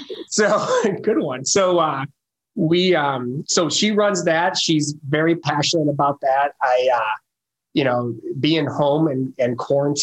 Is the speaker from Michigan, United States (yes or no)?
yes; Detroit, Michigan, United States; moved away as an adult; also born or lived in Dayton, Ohio / Indianapolis, Indiana; now in Carmel, United States; born and raised in the Detroit area. So grew up outside of Detroit.